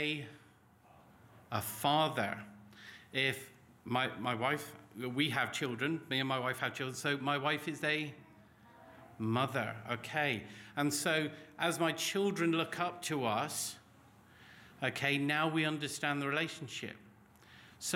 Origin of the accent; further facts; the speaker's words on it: Cornwall, South West England, United Kingdom; moved away as an adult; also born or lived in Lancashire; I grew up in Cornwall, and there's lots of cliffs